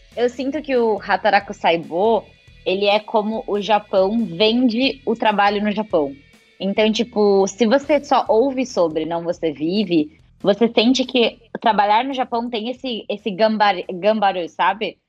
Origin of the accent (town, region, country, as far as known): Brazil; now in Japan